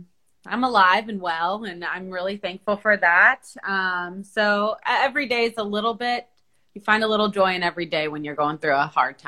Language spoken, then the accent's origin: English; Palestine; now in United States; my home country of Palestine